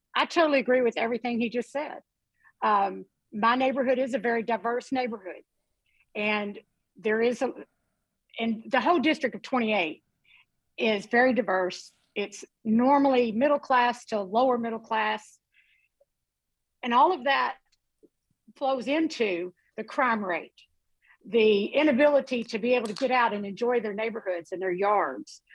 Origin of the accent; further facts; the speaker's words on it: Western Kentucky, United States; I grew up in Western Kentucky and we had a landfill not far from our house.